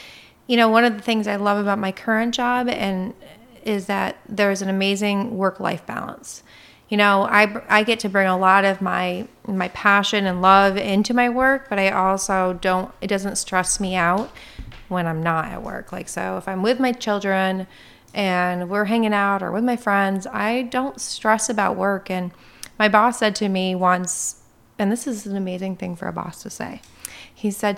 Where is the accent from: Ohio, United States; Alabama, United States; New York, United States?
New York, United States; St. Lawrence County; where I grew up was in St. Lawrence County.